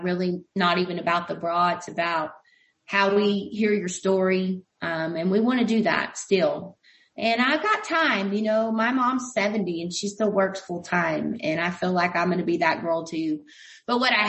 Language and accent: English; United States; we as American people